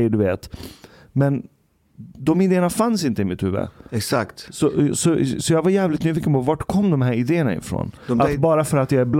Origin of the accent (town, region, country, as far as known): Stockholm, Stockholm County, Sweden; born or raised there; also born or lived in Ekerö